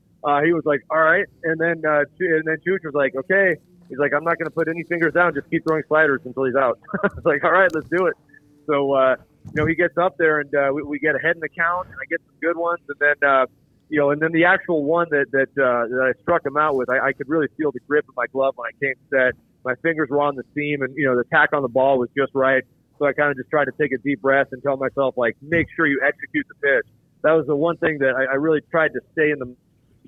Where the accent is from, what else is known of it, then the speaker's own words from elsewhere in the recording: Colorado, United States; moved away; I grew up in Colorado